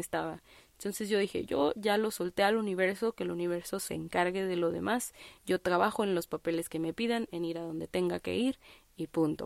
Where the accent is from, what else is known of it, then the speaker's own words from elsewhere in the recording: Guadalajara, Jalisco, Mexico; yo soy de Guadalajara, Jalisco